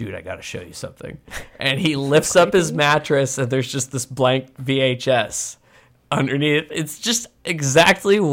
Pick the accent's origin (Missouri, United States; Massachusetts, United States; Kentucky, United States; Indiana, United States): Massachusetts, United States; I'm from Massachusetts.